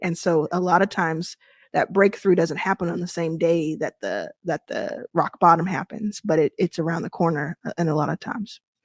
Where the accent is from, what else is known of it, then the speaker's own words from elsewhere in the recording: Dallas, Texas, United States; moved away; also born or lived in Jackson, Mississippi; I was born in Jackson, Mississippi, and I, I grew up in Dallas, Texas